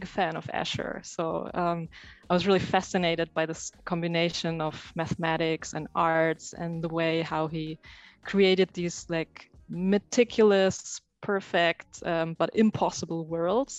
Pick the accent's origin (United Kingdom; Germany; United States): Germany; moved away as an adult; now in Amsterdam, Netherlands; I grew up in Germany, where I studied computer science.